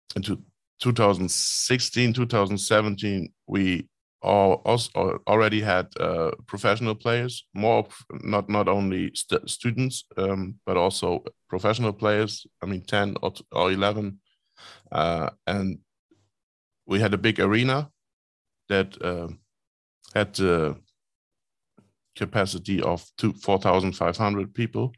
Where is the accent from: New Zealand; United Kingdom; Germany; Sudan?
Germany; Rostock, Mecklenburg-Vorpommern; Rostock is my hometown